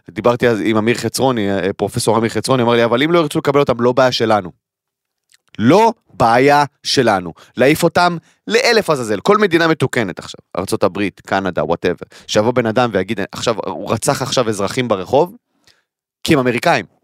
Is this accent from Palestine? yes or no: yes; Kiryat Arba, West Bank, Palestine; אני גדלתי בקריית ארבע, אוקיי? קריית ארבע למי שלא מכיר, אה, אה, צמוד לחברון, כל האזור של ההתנחלויות שם, הר חברון, כל המקום הזה.